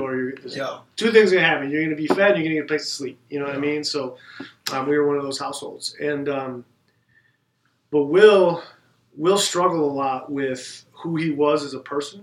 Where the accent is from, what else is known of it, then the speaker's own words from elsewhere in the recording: South Milwaukee, Wisconsin, United States; we were in South Milwaukee, Okay. So a little suburb of South Milwaukee